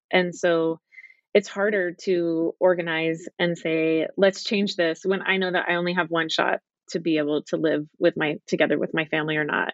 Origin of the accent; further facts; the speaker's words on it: Dallas, Texas, United States; moved away as an adult; also born or lived in California / England / Utah / Southern California; I grew up in Dallas, Texas